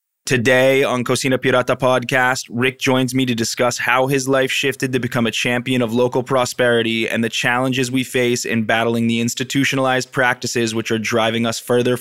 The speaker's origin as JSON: {"language": "English", "region": "Vermont", "country": "United States", "said": "I'm from Vermont"}